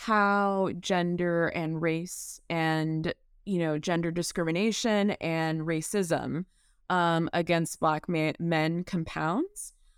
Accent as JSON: {"language": "English", "region": "the South", "country": "United States", "tie": "born or raised there", "said": "even though I am Black and take tremendous pride in being a Black person, and growing up in the South as a Black person, that is tremendously important to me."}